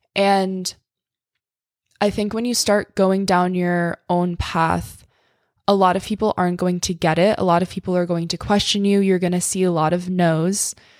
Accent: New York, United States; I'm from New York. I'm used to the city

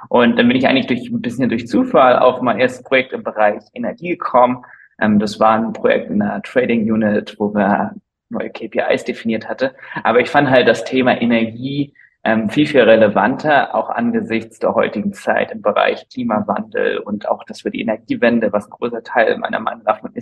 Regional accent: Flensburg, Schleswig-Holstein, Germany; also born or lived in London; ich komme ursprünglich aus Flensburg, also aus dem hohen Norden, habe dann meinen Bachelor an der WAU gemacht, dann meinen Master in London

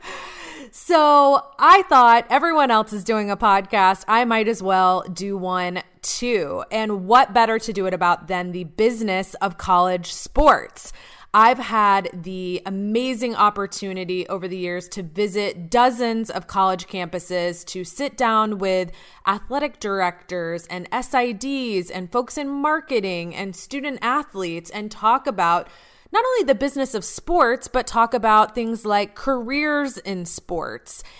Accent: Atlanta, Georgia, United States; I grew up in Atlanta

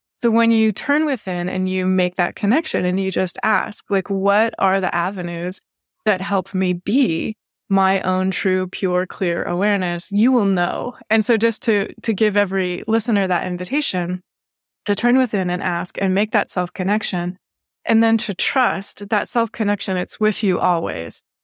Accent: Washington, United States; now in Baltimore, United States; I grew up in Washington State and I grew up surrounded by nature

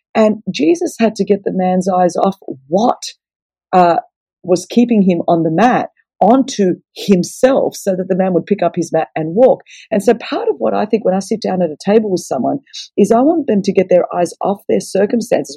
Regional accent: Australia; I'm Greek, so the table always um, you know, Greeks are loud and everything happens around a table. And I come from a, a Greek Orthodox background. And so um, to be Greek is to be Orthodox. And growing up in Australia

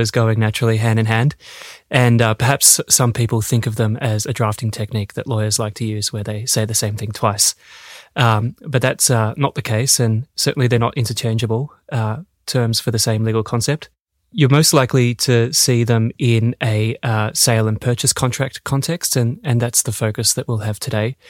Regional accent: Australia; moved away as an adult; also born or lived in Melbourne, Australia; now in Denmark; an Australian lawyer, where I started my career at Ashurst in Melbourne and I've been in Denmark now for six years

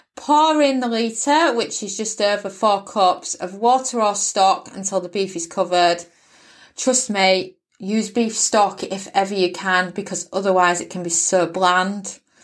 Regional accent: United Kingdom; accent: British; I'm British born

